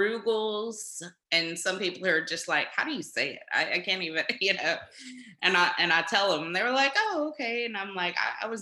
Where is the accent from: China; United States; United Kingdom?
United States; White Oak, Texas; now in Houston, United States; I actually graduated from White Oak High School, which is like a little town outside of Longview.